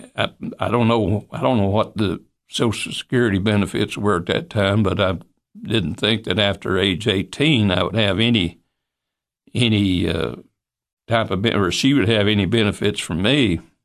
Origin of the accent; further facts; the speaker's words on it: Monterey, Tennessee, United States; I appreciate my, my bringing up in Monterey. I al-, always loved Monterey.